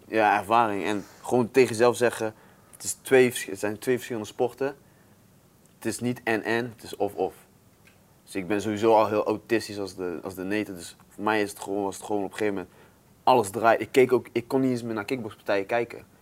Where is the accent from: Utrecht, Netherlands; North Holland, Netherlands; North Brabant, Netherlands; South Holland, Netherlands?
North Brabant, Netherlands; Ik kom uit Brabant. Dat is al, Brabanders zijn best wel trots daarop